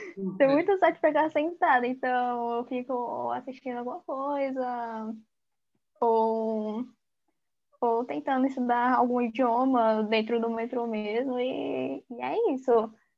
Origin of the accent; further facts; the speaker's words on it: São Paulo, Brazil; eu também sou da Zona Sul daqui da capital de São Paulo